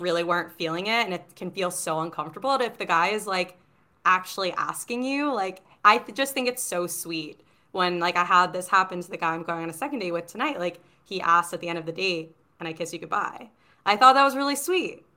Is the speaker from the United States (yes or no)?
yes; New York City, New York, United States; living in New York City and growing up in Manhattan